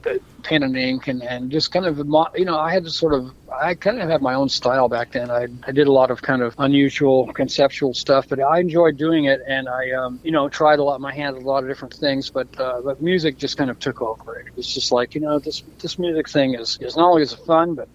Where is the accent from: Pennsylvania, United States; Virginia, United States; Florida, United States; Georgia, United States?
Florida, United States; also born or lived in Toronto, Canada; my family moved to Florida when I was quite young. So I've been in the States since I was a kid.